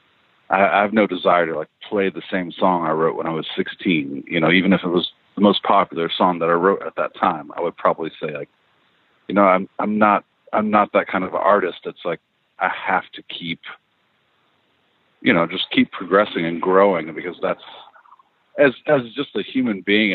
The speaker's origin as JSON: {"language": "English", "town": "Elizabethtown", "region": "Kentucky", "country": "United States", "tie": "born or raised there", "also_born_or_lived": "Lexington, Kentucky / Louisville, Kentucky"}